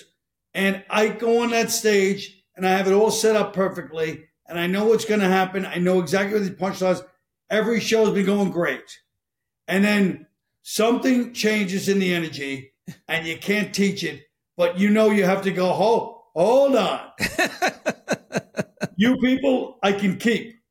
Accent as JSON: {"language": "English", "region": "New York", "country": "United States", "said": "I'm from New York"}